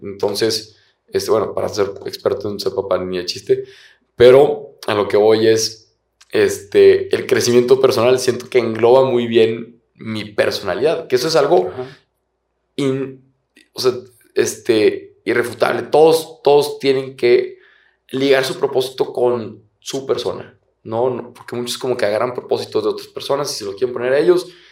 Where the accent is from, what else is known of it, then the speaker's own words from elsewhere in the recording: Torreón, Coahuila, Mexico; moved away as an adult; now in Monterrey, Mexico; yo, soy de Torreón y llevo ya seis años acá en Monterrey.